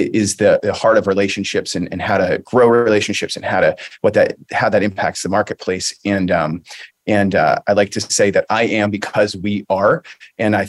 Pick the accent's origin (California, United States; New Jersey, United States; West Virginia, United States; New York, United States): New Jersey, United States; Hunterdon County; So I grew up in beautiful Hunterdon County, New Jersey